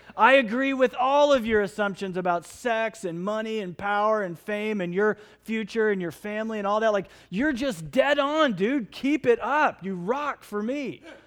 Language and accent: English; United States; people who grew up in the United States that follow Jesus